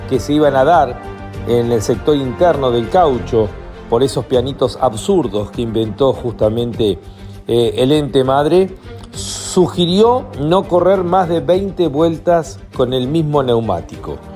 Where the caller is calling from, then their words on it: Argentina; Soy … de McLaren, Argentina.